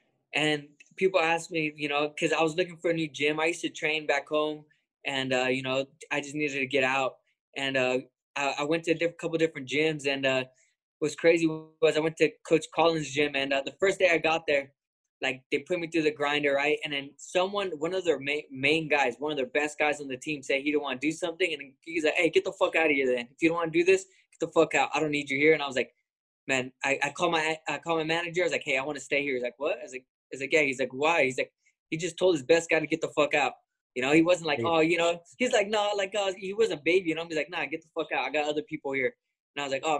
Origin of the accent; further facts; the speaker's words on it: Lemoore, California, United States; I'm from Lemoore, California.